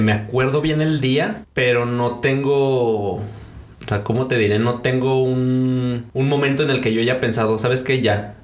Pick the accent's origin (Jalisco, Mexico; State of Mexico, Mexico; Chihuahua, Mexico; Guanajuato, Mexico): Guanajuato, Mexico; Celaya; moved away as an adult; also born or lived in Costa Chica, Guerrero; now in Aguascalientes, Mexico; Nací en Celaya, Guanajuato, realmente es donde he vivido la mayor parte de mi vida